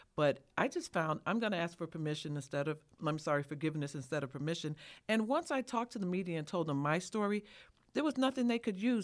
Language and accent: English; Chicago, Illinois, United States; a black person born and raised in Chicago